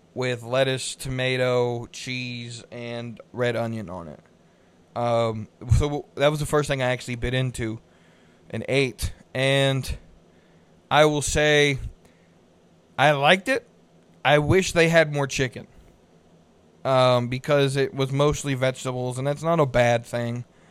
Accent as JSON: {"language": "English", "town": "Concord", "region": "North Carolina", "country": "United States", "tie": "born or raised there", "also_born_or_lived": "Salisbury, North Carolina", "said": "I grew up in Concord, which is just north of Midland"}